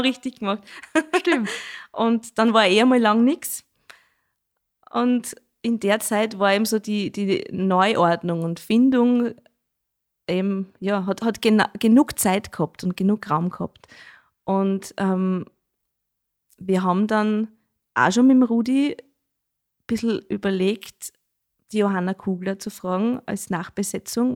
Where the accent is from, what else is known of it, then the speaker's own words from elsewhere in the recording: Schneeberg, Lower Austria, Austria; Das sage ich als gebürtige Schneebergerin nicht, weil bei uns sagt man ja Dudeln zum Jodeln